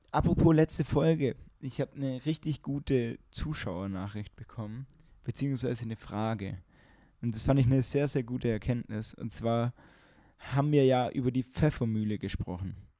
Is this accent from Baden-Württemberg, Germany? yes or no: yes; Ulm, Baden-Württemberg, Germany; bei uns in Ulm